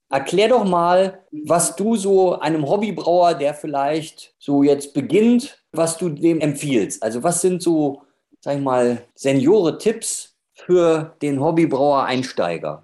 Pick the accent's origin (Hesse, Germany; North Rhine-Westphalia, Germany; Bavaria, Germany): North Rhine-Westphalia, Germany; Ruhr area; now in Munich, Germany; ich bin ja eigentlich aus dem Ruhrgebiet, aber hier im freiwilligen Exil in München